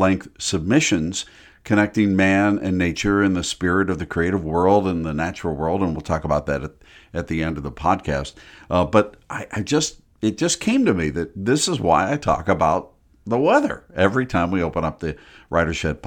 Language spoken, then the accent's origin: English; Pittsburgh, Pennsylvania, United States; I grew up in Pittsburgh.